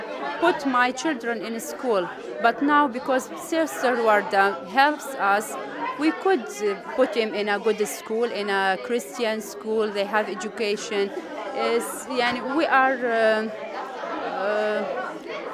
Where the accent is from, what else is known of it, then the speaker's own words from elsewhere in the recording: Iraq; moved away as an adult; now in Jordan; I am from the Iraqi refugees